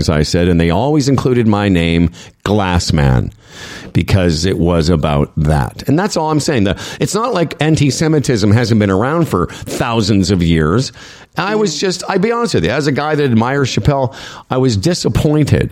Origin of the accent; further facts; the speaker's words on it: Moose Jaw, Saskatchewan, Canada; also born or lived in Calgary, Canada; now in Toronto, Canada; I'm from Western Canada. You know, I'm from Moose Jaw originally, but I lived in Calgary.